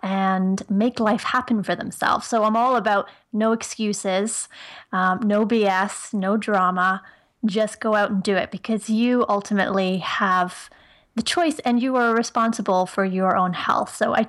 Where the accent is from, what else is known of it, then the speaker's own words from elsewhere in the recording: Ireland; accent: Irish; now in Canada; I live in Ontario, Canada, just outside of Toronto. But I'm originally from Ireland. So some people can sort of hear an Irish accent here and there.